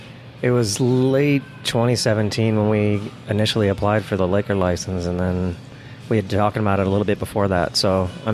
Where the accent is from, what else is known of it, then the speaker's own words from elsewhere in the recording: East Coast, United States; now in Arizona, United States; I've been here about 10 years. I'm from the East Coast